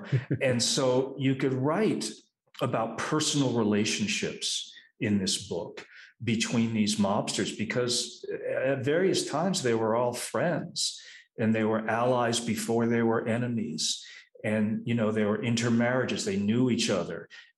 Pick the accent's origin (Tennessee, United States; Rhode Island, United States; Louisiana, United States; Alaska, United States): Rhode Island, United States; born or raised there; moved away